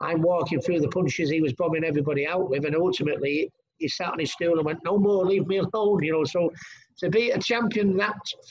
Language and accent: English; Manchester, North West England, United Kingdom; my hometown of Manchester, 22,000 people